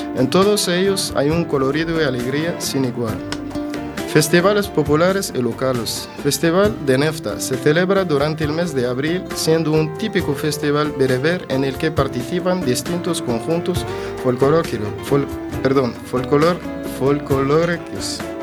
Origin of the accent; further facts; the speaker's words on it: Tunisia; now in A Coruña, Spain; soy de Túnez